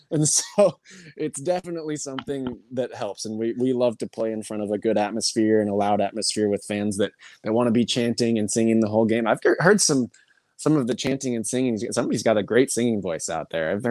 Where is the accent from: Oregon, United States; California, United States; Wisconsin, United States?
Oregon, United States; Portland; I came from Portland where we have a great tradition of the Timbers Army, and they're loud.